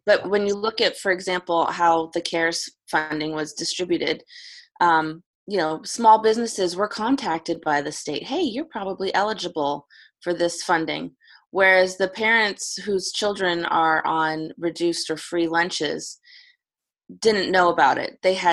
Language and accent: English; the Berkshires, Western Massachusetts, United States; born or raised there; moved away as an adult; also born or lived in Hickman County, Tennessee; now in Spring Hill, United States